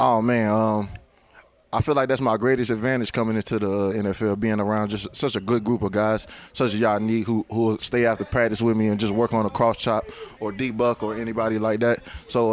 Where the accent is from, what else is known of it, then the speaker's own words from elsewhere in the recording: Virginia, United States; moved away as an adult; also born or lived in Cincinnati; I'm from Virginia